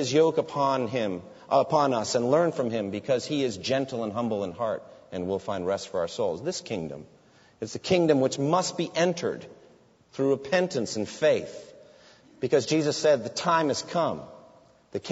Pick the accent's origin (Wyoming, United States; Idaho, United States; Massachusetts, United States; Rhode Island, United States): Massachusetts, United States; Framingham; my hometown of Framingham, there's the Bose factory